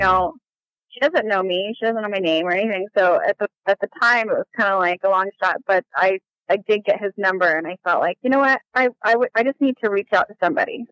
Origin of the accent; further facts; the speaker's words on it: Las Vegas, Nevada, United States; moved away as an adult; also born or lived in Bolivar, Missouri; now in Vancouver, Washington, United States; we moved when I was nine months old all the way to Las Vegas, Nevada. And that is where I was raised my whole